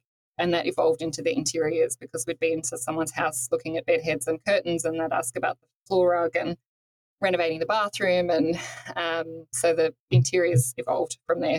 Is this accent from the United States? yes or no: no; Toowoomba, Queensland, Australia; moved away as an adult; now in Sydney, Australia; I grew up in Toowoomba, up in Queensland